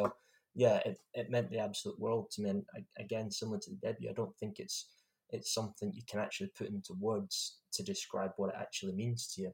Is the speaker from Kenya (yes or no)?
no; Scotland, United Kingdom; being Scottish and representing your country